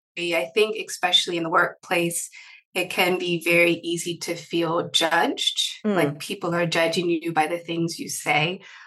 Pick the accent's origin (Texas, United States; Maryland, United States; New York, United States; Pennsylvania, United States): Maryland, United States; originally I am from Maryland in the United States, a very small state close to the capital, Washington, D.C.